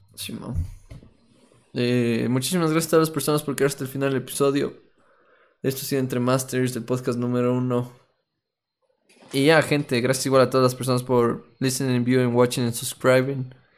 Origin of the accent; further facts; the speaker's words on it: Ecuador; como nos expresamos aquí como ecuatorianos